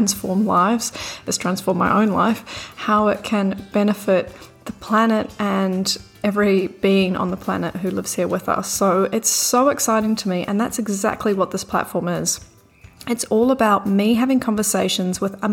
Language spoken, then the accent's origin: English; New Zealand; also born or lived in Bondi Beach, Australia; now in Sydney, Australia; I'm from New Zealand. You might have already picked up the accent.